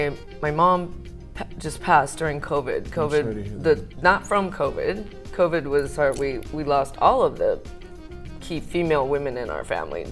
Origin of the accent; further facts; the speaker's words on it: Manteca, California, United States; born there; I was born in California, Manteca, actually, which is this tiny little farming town.